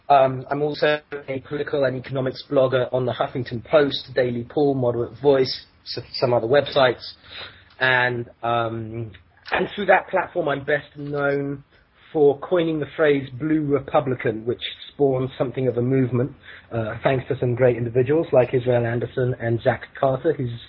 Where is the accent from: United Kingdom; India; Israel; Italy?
United Kingdom; moved away as an adult; now in United States; I am a British citizen, but I've been an immigrant to the United States for 9 years. I'll become American next year